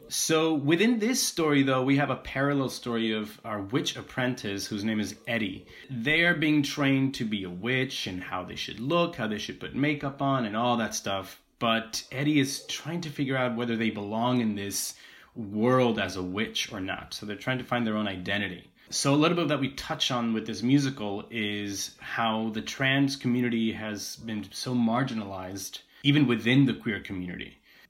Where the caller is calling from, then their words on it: Philadelphia, Pennsylvania, United States; I'm calling in from Philadelphia, Pennsylvania.